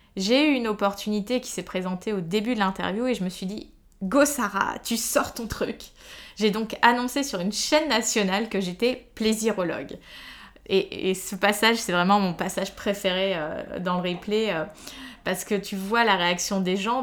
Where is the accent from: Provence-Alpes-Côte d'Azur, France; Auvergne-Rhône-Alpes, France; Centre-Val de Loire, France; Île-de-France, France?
Île-de-France, France; Paris; je suis une Parisienne euh, de 34 ans